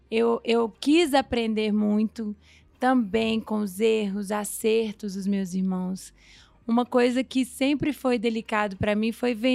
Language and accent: Portuguese; Minas Gerais, Brazil; também sou mineira.